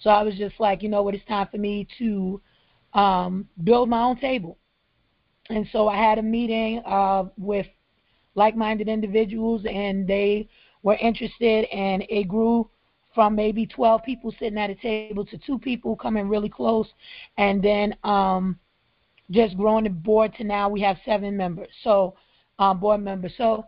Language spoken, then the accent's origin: English; Brooklyn, New York, United States; now in Charleston, United States; One, like I 10 years ago, I came from Brooklyn, New York to Charleston